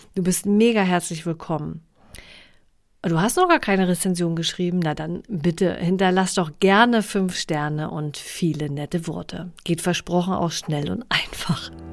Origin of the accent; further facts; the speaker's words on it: Mecklenburg-Vorpommern, Germany; Ich komme ja aus, aus Mecklenburg-Vorpommern